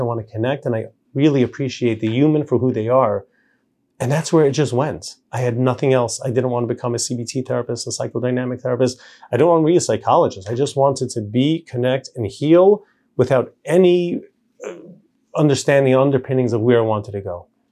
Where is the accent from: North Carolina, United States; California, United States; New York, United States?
New York, United States; New York City; also born or lived in Israel; now in Lakewood, United States; I grew up in Borough Park